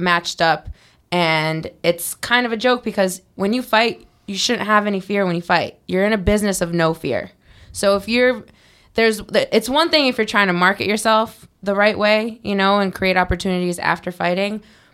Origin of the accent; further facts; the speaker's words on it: East Coast, United States; I'm from the East Coast.